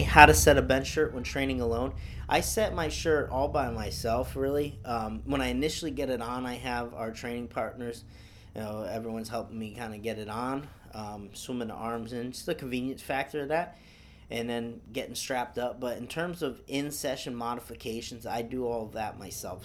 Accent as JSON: {"language": "English", "town": "Easthampton", "region": "Massachusetts", "country": "United States", "tie": "born or raised there", "said": "I'm born and raised in Massachusetts, um, East Hampton, Mass"}